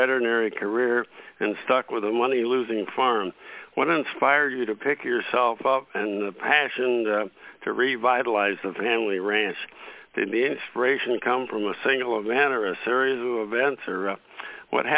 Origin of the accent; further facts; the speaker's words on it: Iowa, United States; moved away as an adult; I grew up in Iowa and I moved back here